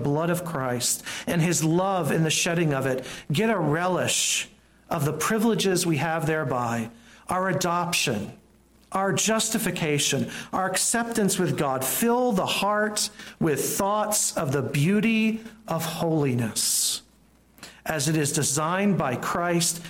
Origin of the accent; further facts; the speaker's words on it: the South, United States; growing up in the South